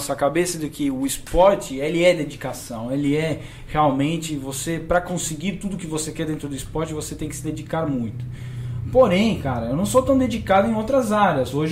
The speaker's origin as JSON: {"language": "Portuguese", "country": "Argentina", "second_language": "Portuguese", "lives_now": "Brazil", "said": "Eu, eu me, me dediquei para que as pessoas não soubessem que eu sou argentino."}